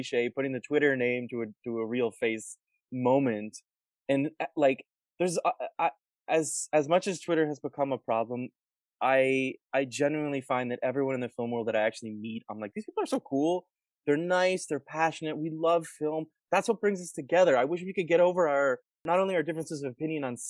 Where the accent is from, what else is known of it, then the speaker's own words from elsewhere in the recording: Colorado Springs, Colorado, United States; I grew up in Colorado, in Colorado Springs.